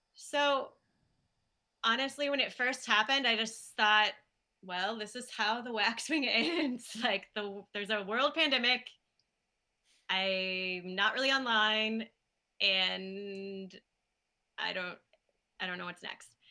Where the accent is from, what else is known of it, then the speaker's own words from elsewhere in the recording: Kansas City, United States; moved away as an adult; also born or lived in Chicago; now in Milwaukee, United States; I'm from Kansas City